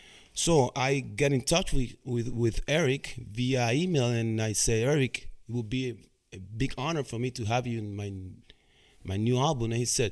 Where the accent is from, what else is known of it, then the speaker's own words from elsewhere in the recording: Cuba; moved away; that I didn't know when I came from Cuba in 1998.